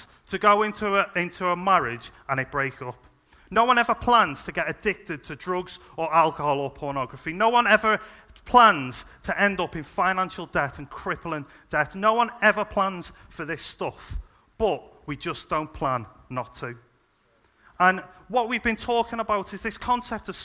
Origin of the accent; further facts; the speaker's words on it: Liverpool, North West England, United Kingdom; moved away; I'm originally from Liverpool, as you can probably tell.